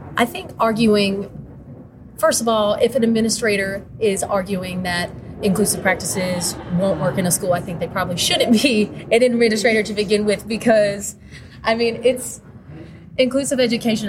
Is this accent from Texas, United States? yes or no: no; North Carolina, United States; I come from North Carolina